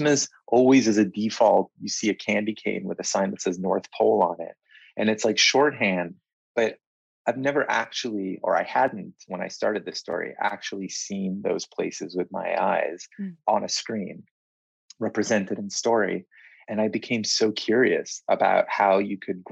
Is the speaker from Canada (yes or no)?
no; Israel; now in London, United Kingdom; I was born here in London, but we left when I was just about three and moved to Israel.